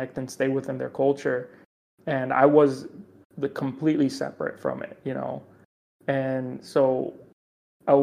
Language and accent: English; Chicago, Illinois, United States; now in Austin, Texas, United States; I grew up in the suburbs of Chicago